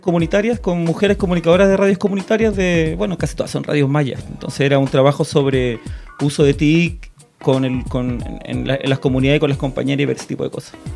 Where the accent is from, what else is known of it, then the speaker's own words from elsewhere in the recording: Santiago, Santiago Metropolitan Region, Chile; moved away as an adult; also born or lived in Guatemala; now in Buenos Aires, Argentina; yo ahora vivo en Buenos Aires, estuve un tiempito viviendo en Guatemala, pero yo nací aquí en aquí en Santiago, Borrellameu, y viví aquí, toda mi vida, prácticamente hasta hace unos 10 años